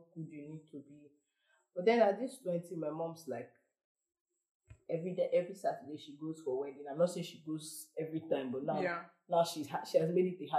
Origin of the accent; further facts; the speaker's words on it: Arochukwu, Abia, Nigeria; I'm from Abia State, Arichukwu.